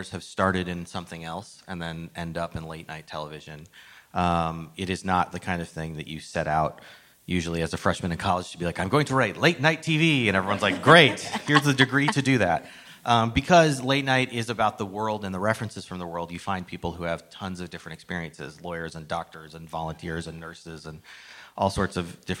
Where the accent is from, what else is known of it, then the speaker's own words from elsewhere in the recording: Phoenix, Arizona, United States; I grew up in Phoenix, Arizona, a little more southwest.